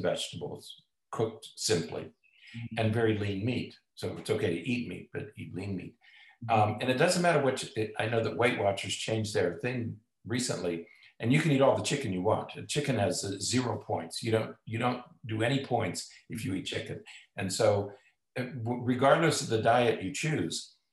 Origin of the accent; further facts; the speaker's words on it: United States; I grew up in Amish country